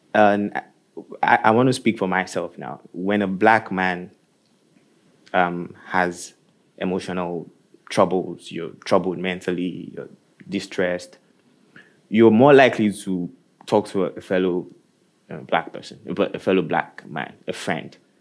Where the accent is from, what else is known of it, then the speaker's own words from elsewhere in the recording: Nigeria; moved away as an adult; now in Norway; I am from Nigeria also, and I think I moved here around the same time that you did